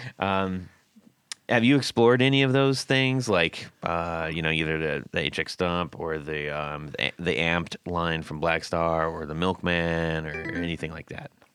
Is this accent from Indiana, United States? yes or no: no; California, United States; I grew up in California